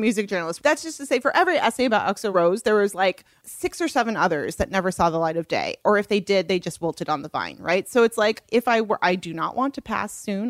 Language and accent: English; Los Angeles, California, United States; also born or lived in New York; growing up here